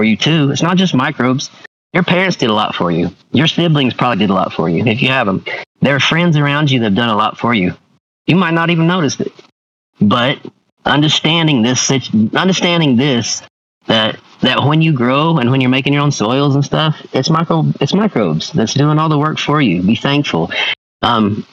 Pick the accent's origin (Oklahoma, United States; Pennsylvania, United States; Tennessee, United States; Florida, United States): Oklahoma, United States; Tahlequah; I'm from Tahlequah